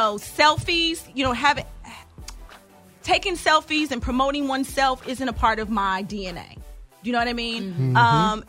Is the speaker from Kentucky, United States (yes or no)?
yes; Kentucky, United States; I'm from Kentucky.